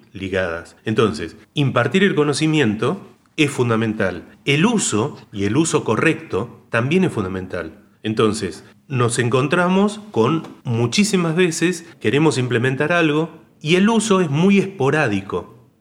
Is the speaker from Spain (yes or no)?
no; northern Santa Fe, Argentina; yo soy del norte de Santa Fe, soy santafecino